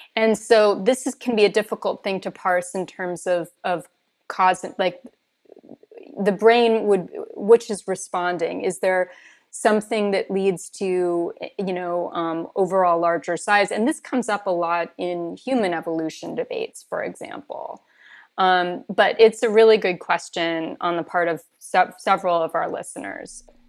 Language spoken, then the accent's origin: English; California, United States; moved away; I grew up in California